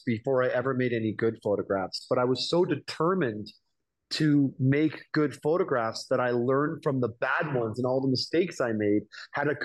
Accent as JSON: {"language": "English", "town": "Toronto", "region": "Ontario", "country": "Canada", "also_born_or_lived": "New York City", "moved": "as an adult", "said": "I'm from Toronto, Canada"}